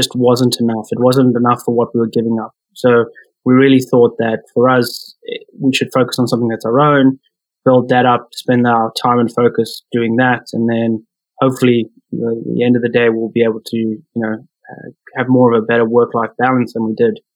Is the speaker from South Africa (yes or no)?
yes; South Africa; moved away as an adult; now in Toronto, Canada; transitioning from South Africa, where I'm originally from, into Canada